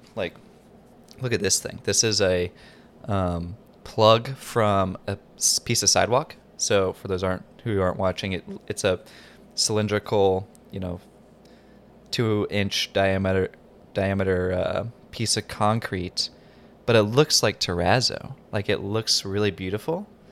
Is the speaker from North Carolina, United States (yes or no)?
yes; North Carolina, United States; I grew up in North Carolina, and we don't have wildfires.